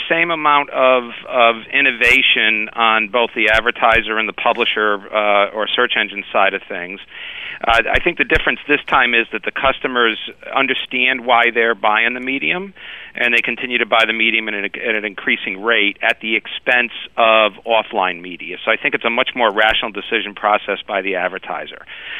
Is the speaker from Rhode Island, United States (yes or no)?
yes; Providence, Rhode Island, United States; Providence, Rhode Island.